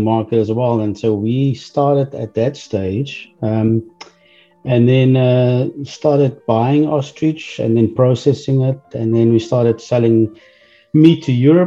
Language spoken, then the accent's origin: English; South Africa; moved away as an adult; now in Texas, United States; I'm originally from South Africa